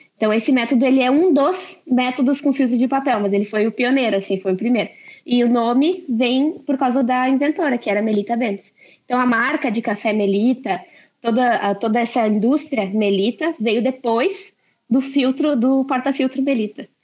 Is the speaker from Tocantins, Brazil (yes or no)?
no; Lajeado, Rio Grande do Sul, Brazil; sou de Lajado